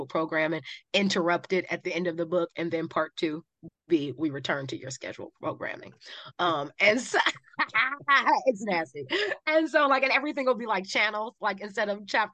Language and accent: English; Cleveland, Ohio, United States; When you say you are from Cleveland